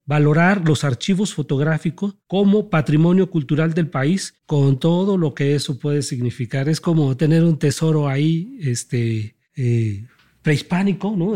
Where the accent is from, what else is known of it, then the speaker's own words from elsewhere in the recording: Mexico; nuestra identidad y nuestra historia como mexicanos